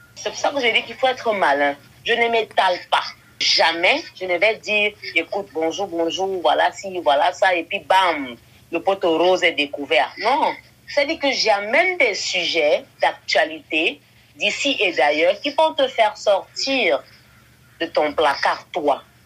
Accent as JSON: {"language": "French", "country": "Cameroon", "said": "Je viens du Cameroun où je réside actuellement"}